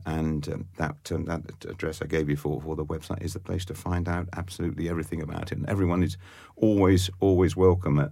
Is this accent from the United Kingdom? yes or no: yes; Oxford, South East England, United Kingdom; I was brought up in Oxford and born and brought up in Oxford